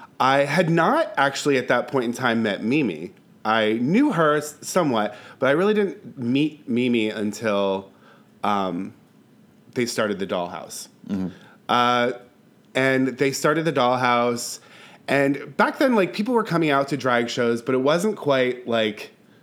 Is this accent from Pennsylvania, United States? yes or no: yes; Bethlehem, Pennsylvania, United States; now in Philadelphia, United States; I'm from Bethlehem, Pennsylvania